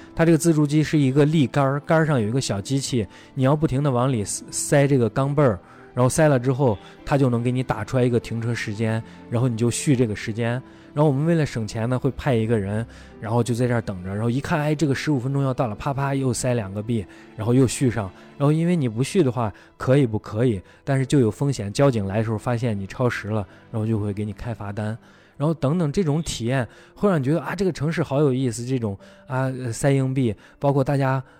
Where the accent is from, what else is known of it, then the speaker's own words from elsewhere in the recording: China; 我觉得我是中国人，我骄傲